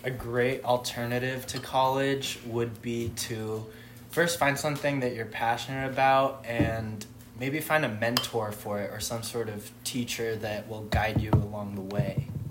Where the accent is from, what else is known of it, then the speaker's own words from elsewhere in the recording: Santa Clarita, California, United States; moved away as an adult; now in Boise, United States; I am from Southern California in a little place called Santa Clarita, 45 minutes north of uh, downtown